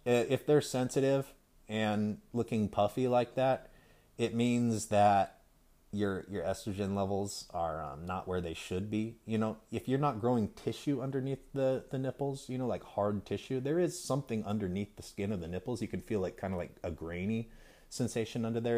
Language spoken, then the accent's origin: English; California, United States; also born or lived in Idaho / Utah / Montana; I grew up in California and lived in several states around the West Coast, um, uh, Idaho, Utah, Montana, California